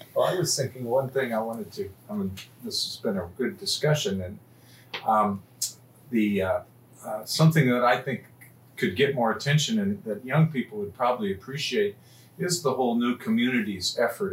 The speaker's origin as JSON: {"language": "English", "region": "Minnesota", "country": "United States", "said": "I'm from Minnesota"}